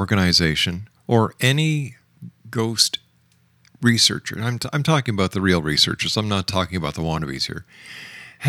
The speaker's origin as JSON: {"language": "English", "country": "Canada", "said": "I'm Canadian"}